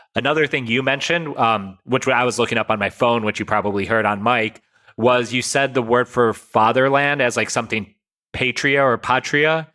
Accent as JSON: {"language": "English", "country": "United States", "tie": "born or raised there", "said": "my parents came in the 60s, but like when I was born, like the emphasis on us was you must learn English because that's how you're going to succeed in America"}